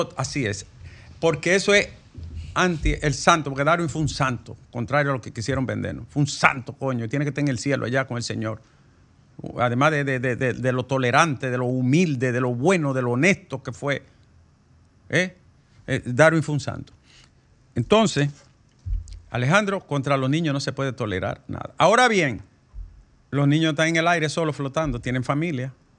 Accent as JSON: {"language": "Spanish", "town": "Bonao", "region": "Monseñor Nouel", "country": "Dominican Republic", "tie": "born or raised there", "said": "mi pueblo, Bonao"}